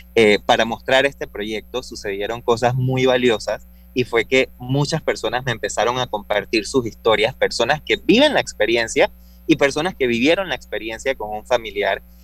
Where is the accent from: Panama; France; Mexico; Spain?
Panama; También soy un panameño